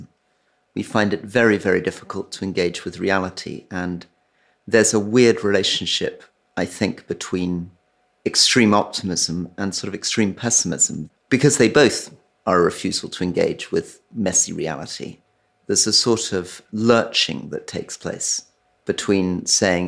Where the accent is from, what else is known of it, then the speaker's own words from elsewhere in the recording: Scotland, United Kingdom; I'm a Scot